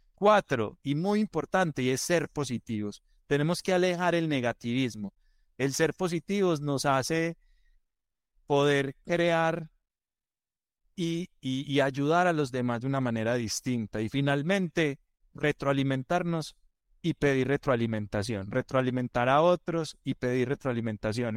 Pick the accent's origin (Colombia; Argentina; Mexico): Colombia; Antioquia; nosotros en Colombia y como buenos paisas le damos más vueltas a las cosas, somos más culebreros